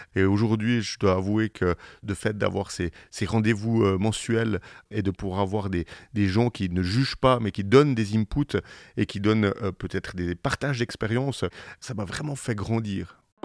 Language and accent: French; Switzerland; on est en Suisse parce qu'on est Suisse